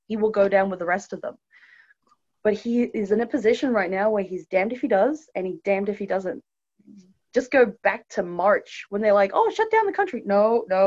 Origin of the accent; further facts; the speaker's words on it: Australia; moved away as an adult; growing up in Australia, because that's my home country.